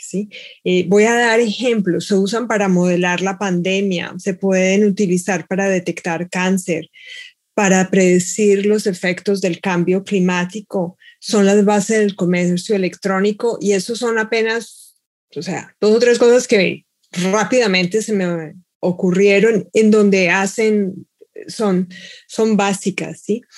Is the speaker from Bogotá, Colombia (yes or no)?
yes; Bogotá, Colombia; now in Seattle, United States; nací en Bogotá y ahora vivo en Seattle